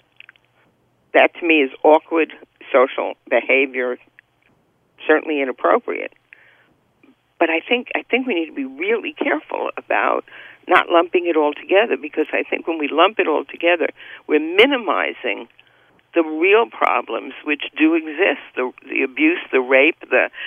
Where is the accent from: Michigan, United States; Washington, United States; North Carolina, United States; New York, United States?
New York, United States; moved away as an adult; now in California, United States; I grew up in the Bronx, and I worked in Manhattan